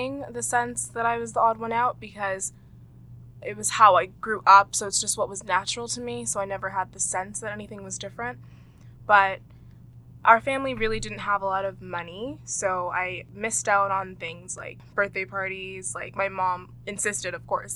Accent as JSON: {"language": "English", "town": "Toronto", "region": "Ontario", "country": "Canada", "tie": "born or raised there", "said": "I was also born in Toronto"}